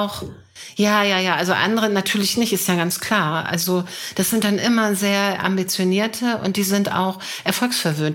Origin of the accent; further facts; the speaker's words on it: Hanover, Lower Saxony, Germany; ich komme aus Hannover